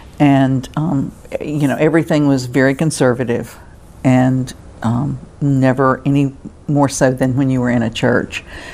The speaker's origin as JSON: {"language": "English", "town": "Birmingham", "region": "Alabama", "country": "United States", "tie": "born or raised there", "also_born_or_lived": "Oneonta, Alabama", "said": "I was born in Oneonta, Alabama, but I grew up in Birmingham."}